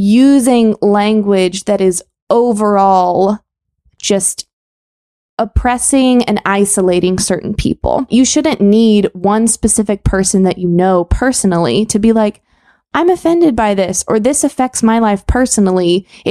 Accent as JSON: {"language": "English", "region": "Texas", "country": "United States", "said": "as a Texan, sir and ma'am are not impolite here."}